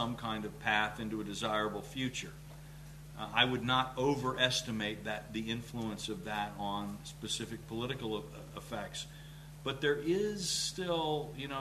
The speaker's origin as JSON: {"language": "English", "region": "South Carolina", "country": "United States", "tie": "born or raised there", "said": "when I was a kid growing up in South Carolina"}